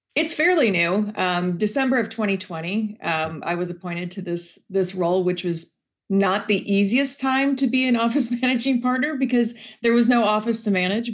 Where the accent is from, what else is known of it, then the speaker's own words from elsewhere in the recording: Wisconsin, United States; I grew up in Wisconsin